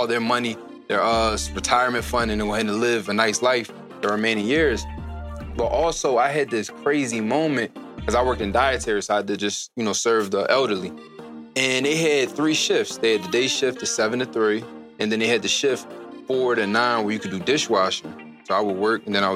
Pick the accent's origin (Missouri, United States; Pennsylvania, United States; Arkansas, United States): Pennsylvania, United States; Philadelphia; born and raised in Philadelphia